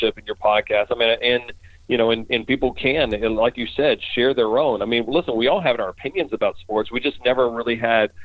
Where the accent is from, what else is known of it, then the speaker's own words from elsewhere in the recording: Baton Rouge, Louisiana, United States; moved away; also born or lived in Denver; I'm originally from Baton Rouge